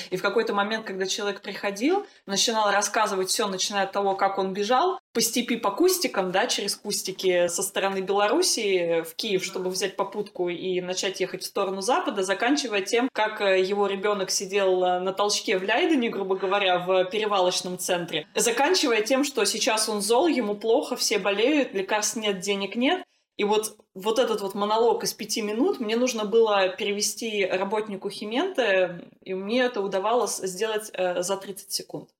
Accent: Russia; now in Netherlands; я из России

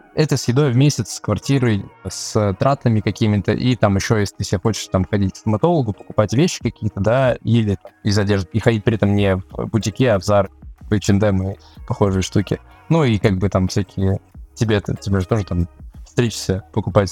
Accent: Moscow, Russia; moved away as an adult; now in Georgia; Я, в принципе, родился в Москве и вырос

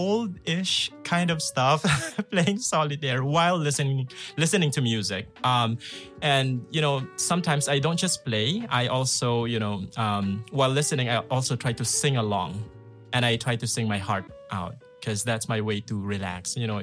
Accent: Philippines; also born or lived in Manila, Philippines; now in Novosibirsk, Russia; I'm from the Philippines.

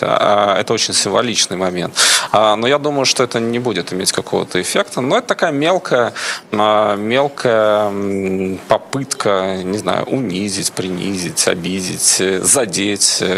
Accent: Kazakhstan; born there; Вот посмотрите, я вообще родился в Казахстане, работаю в Израиле, э, больше с Европой и так далее.

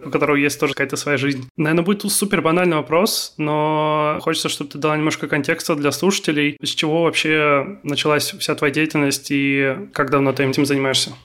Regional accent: Kaliningrad, Kaliningrad Oblast, Russia; я хоть и родился и живу в Калининграде

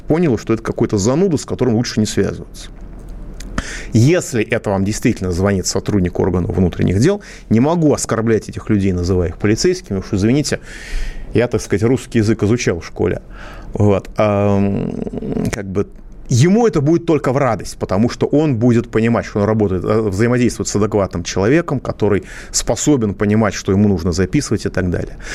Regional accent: Moscow, Russia; я, как москвич

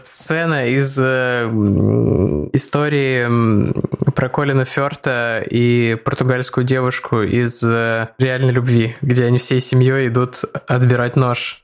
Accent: Saint Petersburg, Russia; где я вырос, в Озерках

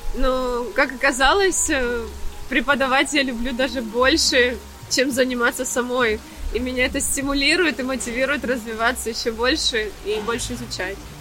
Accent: Mariupol, Donetsk Oblast, Ukraine; moved away as an adult; also born or lived in Athens, Greece / Dubai, UAE; now in Cyprus; Я из Украины, из э, Мариуполя. Гречанка по происхождению.

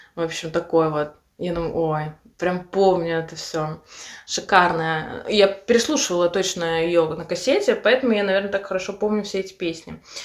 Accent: Samara, Samara Oblast, Russia; moved away; Это город Самарской области, откуда я родом, но я из Самары

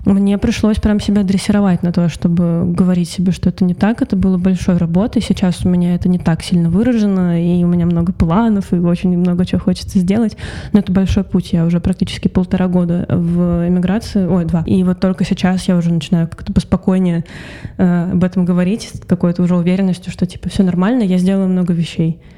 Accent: Russia; moved away as an adult; also born or lived in Saint Petersburg; now in Tbilisi, Georgia; я э, россиянка

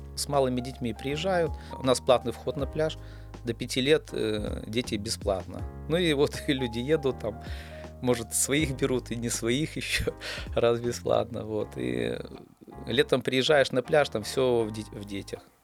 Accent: Pinsk, Brest Region, Belarus; Родился в Пинске

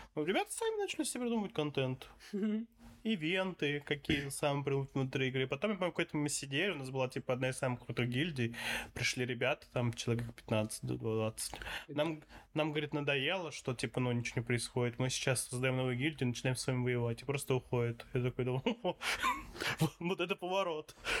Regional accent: Saint Petersburg, Russia; Я такой, из Питера

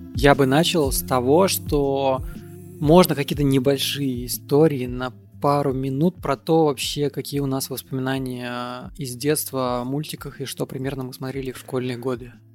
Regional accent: Moldova; я родился не в России, я родился в Молдове

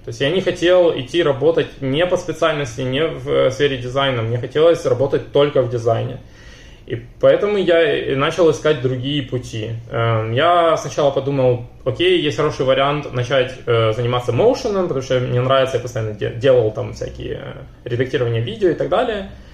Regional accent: Zaporizhzhia, Zaporizhzhia Oblast, Ukraine; moved away as an adult; now in Israel; я сам из Запорожья

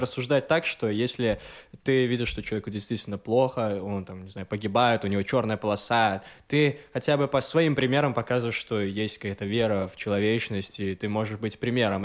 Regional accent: Gomel, Gomel Region, Belarus; moved away; я из Гомеля

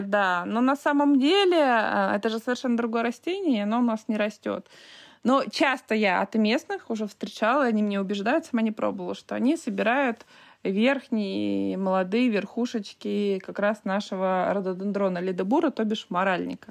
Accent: Altai Krai, Russia; now in Altai Republic, Russia; Я родилась в Алтайском крае, в обычной деревне. Я знаю, что такое колхоз, что такое доить корову

